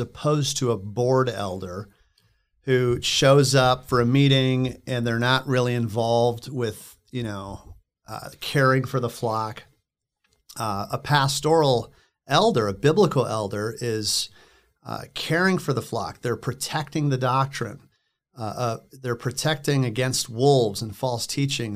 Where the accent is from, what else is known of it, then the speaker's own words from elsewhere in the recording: Cottonwood, Minnesota, United States; moved away as an adult; also born or lived in Lakewood, Colorado; now in Littleton, United States; I'm from Minnesota originally, so just north of here and west. Uh, in a small town called Cottonwood, maybe an hour and a half from Sioux Falls.